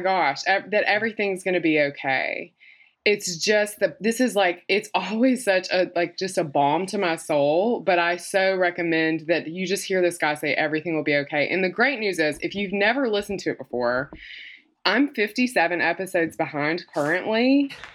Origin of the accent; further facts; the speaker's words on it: Mississippi, United States; I'm from Mississippi, so obviously I wear makeup